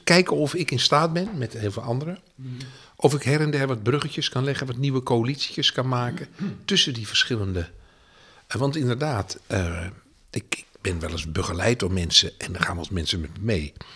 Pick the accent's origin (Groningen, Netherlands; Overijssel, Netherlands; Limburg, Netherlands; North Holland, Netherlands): North Holland, Netherlands; Edam; also born or lived in Utrecht; now in The Hague, Netherlands; ik kom natuurlijk oorspronkelijk uit Edam